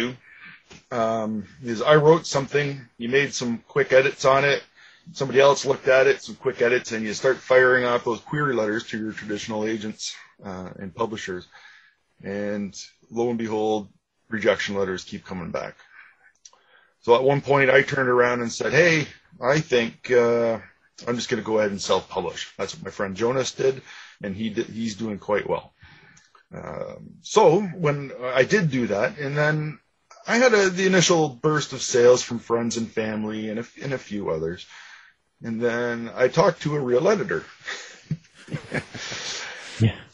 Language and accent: English; Ajax, Ontario, Canada; I grew up in Ajax, just east of Toronto in Ontario